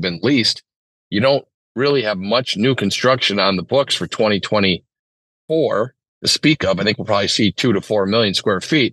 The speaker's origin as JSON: {"language": "English", "town": "St. Paul", "region": "Minnesota", "country": "United States", "tie": "born or raised there", "said": "I grew up in St. Paul"}